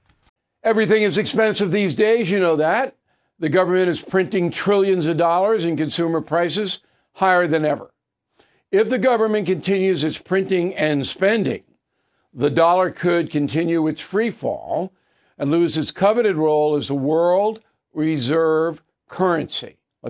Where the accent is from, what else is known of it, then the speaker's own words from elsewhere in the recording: Levittown, New York, United States; also born or lived in Manhattan, New York; I was born in Manhattan, raised on Long Island in Levittown, and I am a loyal New Yorker. But I've lived all over the world.